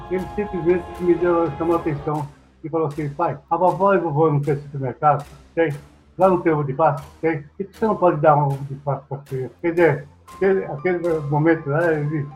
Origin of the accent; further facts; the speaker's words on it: Japan; moved away; eu nasci no Japão